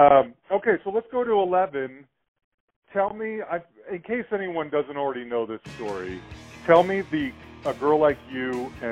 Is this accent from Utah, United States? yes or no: yes; Salt Lake City, Utah, United States; now in Louisville, United States; Growing up in Salt Lake, bands didn't come through there very often.